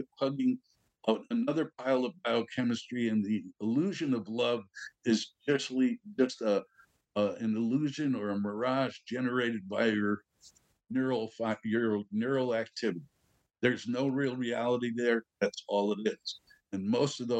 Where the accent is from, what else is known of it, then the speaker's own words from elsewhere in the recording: New York, United States; I'm a New Yorker